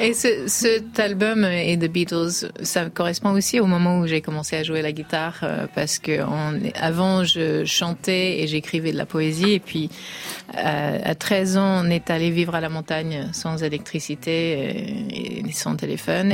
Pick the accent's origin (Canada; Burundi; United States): United States; étant américaine